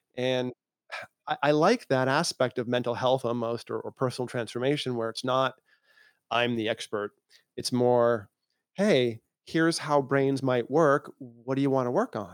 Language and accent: English; Massachusetts, United States; also born or lived in Maine; I was born in Maine, grew up in Massachusetts in a farming town that had more cows than people